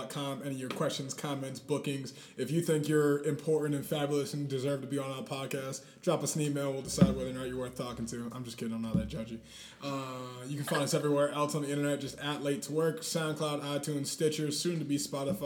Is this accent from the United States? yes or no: yes; New England, United States; I'm from New England